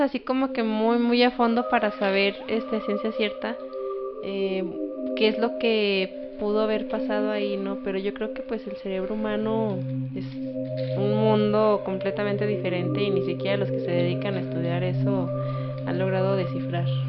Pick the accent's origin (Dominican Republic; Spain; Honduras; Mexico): Mexico; Durango; aquí en Durango, bueno, para quienes no saben, somos de Durango